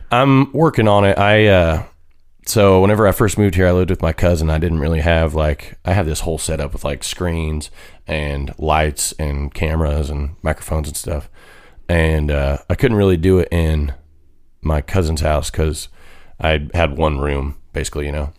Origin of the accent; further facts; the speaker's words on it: Lakin, Kansas, United States; moved away; I'm from a town called Lakin